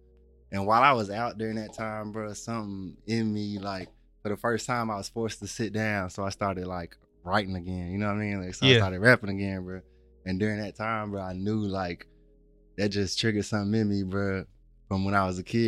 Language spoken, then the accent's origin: English; Lewisburg, Tennessee, United States; growing up in Tennessee is unique